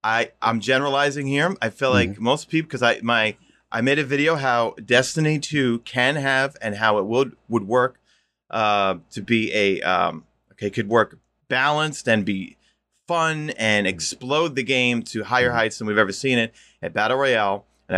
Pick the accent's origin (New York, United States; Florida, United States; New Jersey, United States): New York, United States; Queens; You know, growing up in Queens, you know what it's like, obviously, you know.